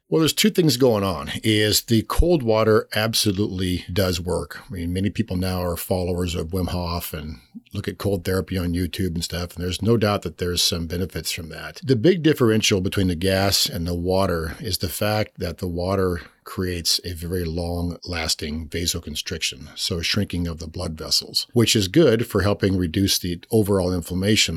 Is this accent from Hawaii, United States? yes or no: no; Pasco, Washington, United States; moved away as an adult; also born or lived in California / Huntington Beach; now in Spokane, United States; I grew up in Pasco